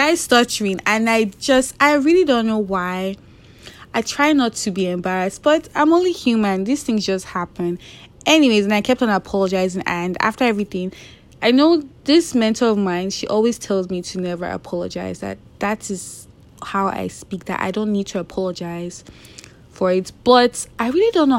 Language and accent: English; Nigeria; I'm Nigerian